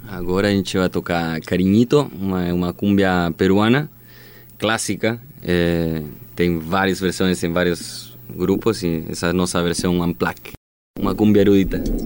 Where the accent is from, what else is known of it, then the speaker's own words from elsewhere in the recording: Magallanes and Chilean Antarctica, Chile; Portuguese is a second language; now in Brazil; Eu sou chileno, sou de Magalhães também